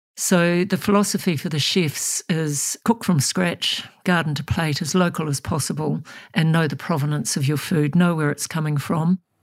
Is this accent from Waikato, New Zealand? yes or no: yes; Thames, Waikato, New Zealand; moved away; I grew up in Thames, which is up on the Coromandel